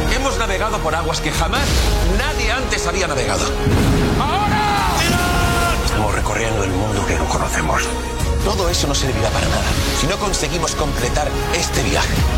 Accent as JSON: {"language": "Portuguese", "country": "Brazil", "said": "eu sou brasileiro"}